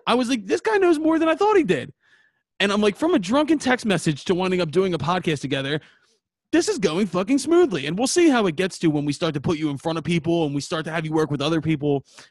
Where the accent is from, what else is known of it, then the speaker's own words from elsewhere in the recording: Philadelphia, Pennsylvania, United States; We are six idiots from Philadelphia